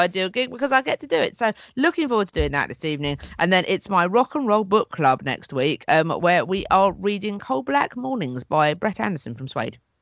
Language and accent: English; St Leonards-on-Sea, South East England, United Kingdom; in my hometown recently in st leonard's